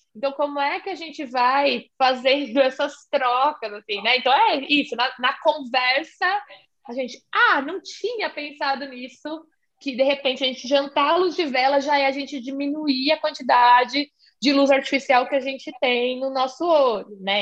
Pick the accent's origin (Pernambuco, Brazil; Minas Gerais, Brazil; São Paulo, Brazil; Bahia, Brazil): São Paulo, Brazil; eu sou aqui de São Paulo